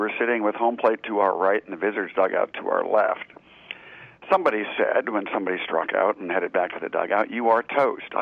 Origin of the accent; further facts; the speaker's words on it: outside of Pittsburgh, Pennsylvania, United States; now in Charleston, United States; I grew up outside of Pittsburgh